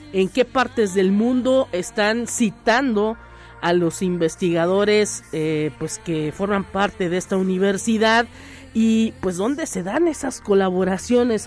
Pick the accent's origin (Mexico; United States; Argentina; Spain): Mexico; nosotros como mexicanos a lo mejor luego a veces somos muy pesaditos